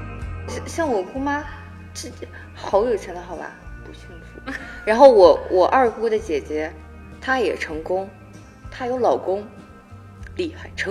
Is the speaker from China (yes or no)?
yes; Shandong, China; moved away; 都来自于山东，我的故乡。